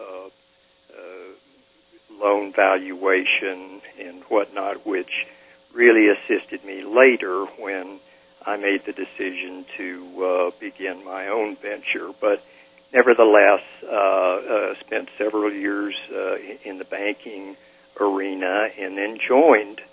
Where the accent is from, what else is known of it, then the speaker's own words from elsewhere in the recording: Oklahoma, United States; moved away as an adult; now in Colorado, United States; I grew up in Oklahoma